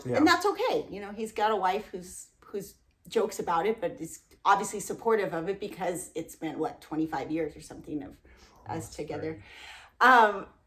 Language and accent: English; Southern California, United States; moved away; we're from Southern California and had barely traveled